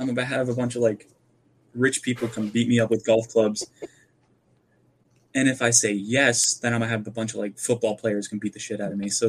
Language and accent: English; Pennsylvania, United States; I am from Pennsylvania.